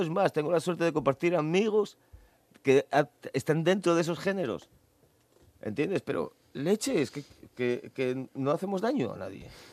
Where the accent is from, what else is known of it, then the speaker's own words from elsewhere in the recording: Asturias, Spain; éramos asturianos